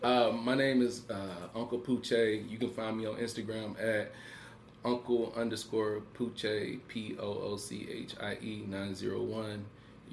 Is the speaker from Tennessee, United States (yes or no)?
yes; Memphis, Tennessee, United States; now in Sacramento, United States; Sac made me. Memphis raised me.